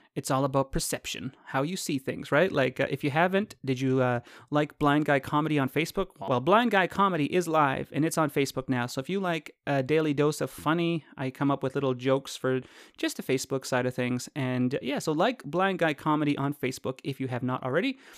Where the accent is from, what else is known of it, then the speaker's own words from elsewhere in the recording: Canada; I'm Canadian